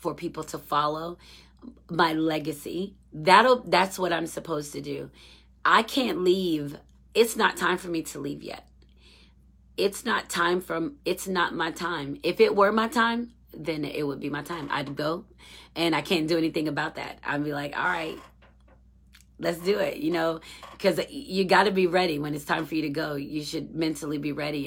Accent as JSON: {"language": "English", "country": "United States", "said": "I'm such an American"}